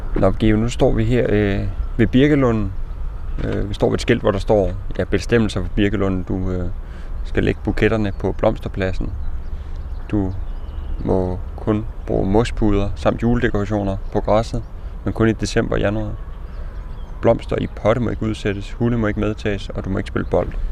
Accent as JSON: {"language": "Danish", "country": "Denmark", "tie": "born or raised there", "moved": "yes", "lives_now": "Copenhagen, Denmark", "said": "mit barndomshjem i Sønderfælling"}